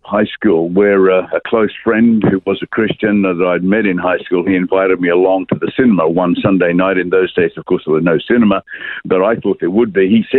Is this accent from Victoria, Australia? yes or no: no; Brisbane, Queensland, Australia; I was born in the Royal Women's Hospital in Brisbane, Hurston, and I grew up in the suburb of Lindum, which is no longer in existence. It's on the edge of Wynnum.